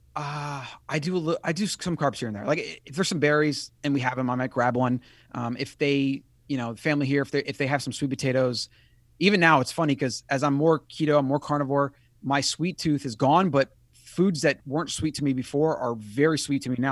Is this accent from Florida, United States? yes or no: yes; Florida, United States; I grew up in Florida